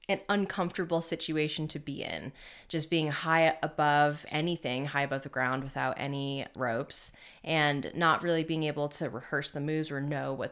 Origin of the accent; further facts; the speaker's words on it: Rhode Island, United States; also born or lived in Connecticut; Yeah, I'm from Rhode Island originally.